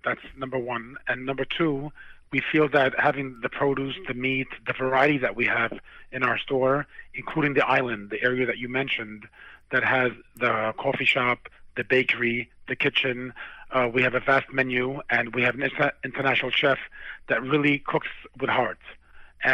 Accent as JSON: {"language": "English", "region": "New York", "country": "United States", "said": "So we're from New York, and this is a line of business we've been in for many, many years."}